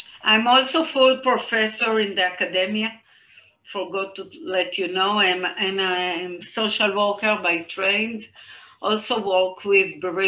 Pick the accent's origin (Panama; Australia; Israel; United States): Israel; from Israel. I'm working near the border with Gaza.